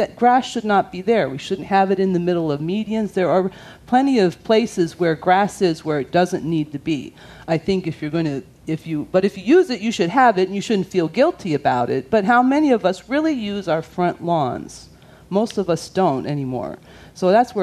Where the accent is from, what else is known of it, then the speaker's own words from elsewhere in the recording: Reno, Nevada, United States; moved away as an adult; now in California, United States; I grew up in Reno, and Reno's an interesting place, Reno, Nevada.